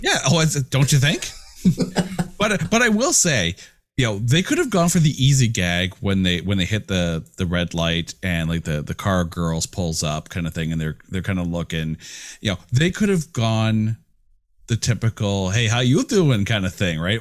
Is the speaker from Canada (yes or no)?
yes; Canada; I'm Canadian